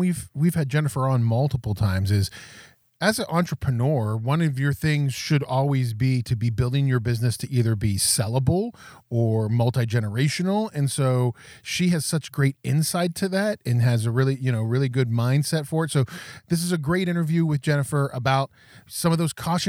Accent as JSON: {"language": "English", "region": "Mid-Atlantic", "country": "United States", "moved": "yes", "lives_now": "Massachusetts, United States", "said": "I'm from the Mid-Atlantic originally."}